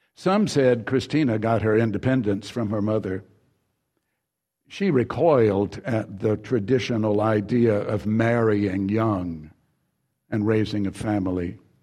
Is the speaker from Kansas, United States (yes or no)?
no; Mississippi, United States; the home in which I grew up in Mississippi, further down Mississippi